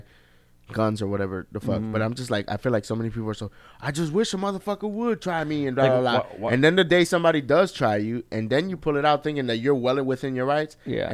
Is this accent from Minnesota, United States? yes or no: no; New York City, New York, United States; moved away; also born or lived in Miami, Florida; I grew up, you know, in Queens, in New York, and where I grew up in Queens is Flushing.